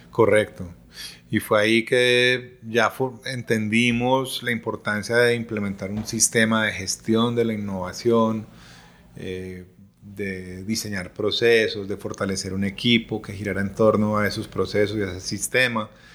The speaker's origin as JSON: {"language": "Spanish", "country": "Colombia", "said": "como colombianos"}